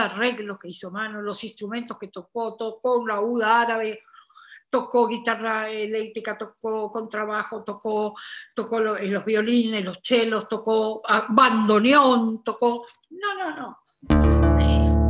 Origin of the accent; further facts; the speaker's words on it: Corrientes, Argentina; now in Buenos Aires, Argentina; nosotros, los correntinos, los chasqueños, la gente del litoral, pero sobre todo los correntinos